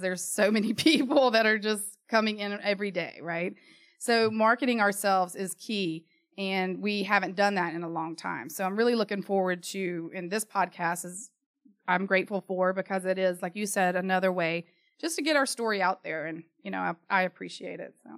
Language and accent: English; Charlotte, North Carolina, United States; Born and raised in Charlotte, parents born and raised in Charlotte